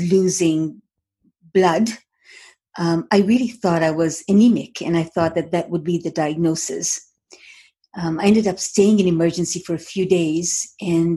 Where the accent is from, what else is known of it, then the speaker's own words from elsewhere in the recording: Moshi, Kilimanjaro, Tanzania; moved away as an adult; now in Toronto, Canada; I was born in Moshi, Tanzania, so East Africa, in a very, very small town that contained Mount Kilimanjaro. So every morning I'd wake up in the morning and peer through my window